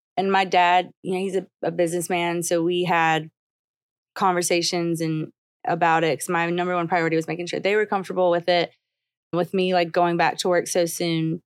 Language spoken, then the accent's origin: English; the South, United States; growing up in the South and a little bit not in the South